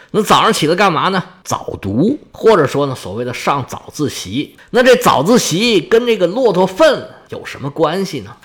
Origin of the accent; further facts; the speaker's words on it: China; 我们中国人